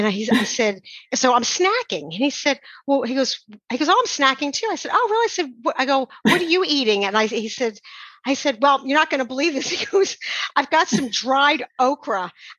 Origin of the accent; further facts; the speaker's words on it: New York, United States; accent: New York; Him being from the south and me being from New York